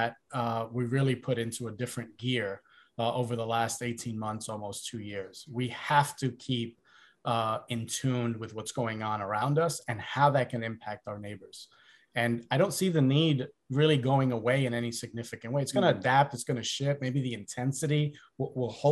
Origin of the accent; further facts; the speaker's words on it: New York City, New York, United States; growing up in the South Bronx